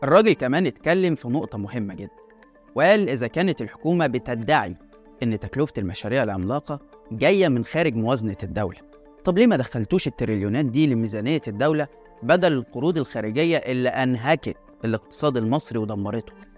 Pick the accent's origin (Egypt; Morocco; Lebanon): Egypt; إحنا كمواطنين مصريين